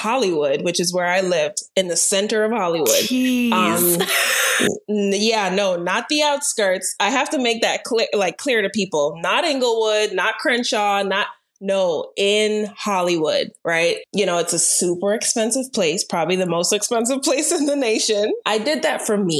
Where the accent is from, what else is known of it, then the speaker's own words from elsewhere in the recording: Turks & Caicos Islands; moved away as an adult; now in Florida, United States; Mom and dad are Jamaican, but raised in Turks and Caicos for 17 years.